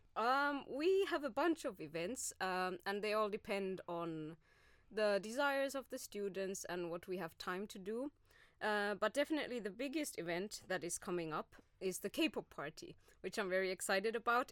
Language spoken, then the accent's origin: English; Oulu, North Ostrobothnia, Finland; moved away as an adult; also born or lived in Glasgow, Scotland / Spain; now in Turku, Finland; I am originally from Oulu, so uh, more north from than Turku.